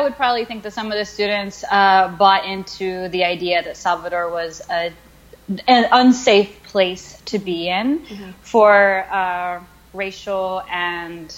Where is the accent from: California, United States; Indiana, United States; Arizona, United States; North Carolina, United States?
North Carolina, United States; Charlotte; also born or lived in New York; I was born in Charlotte, North Carolina.